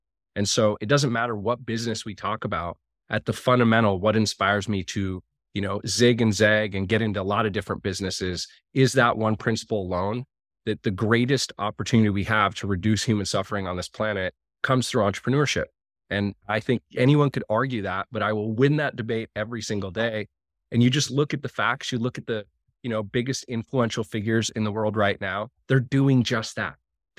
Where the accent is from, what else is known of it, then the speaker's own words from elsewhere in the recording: Montana, United States; my little local community where I grew up in Montana